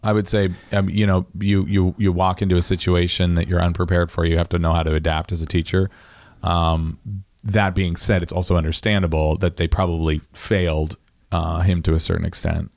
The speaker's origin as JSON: {"language": "English", "town": "Lincolnville", "region": "Maine", "country": "United States", "tie": "born or raised there", "also_born_or_lived": "Rockport", "said": "I was raised in fairyland in Lincolnville for, you know, a couple of years"}